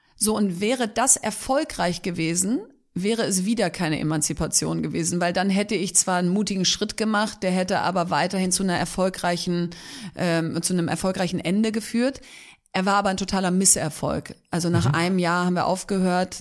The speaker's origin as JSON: {"language": "German", "town": "Bielefeld", "region": "North Rhine-Westphalia", "country": "Germany", "tie": "born or raised there", "also_born_or_lived": "Hamburg", "said": "Eigentlich Bielefeld, würde ich sagen, bin aber gebürtige Hamburgerin."}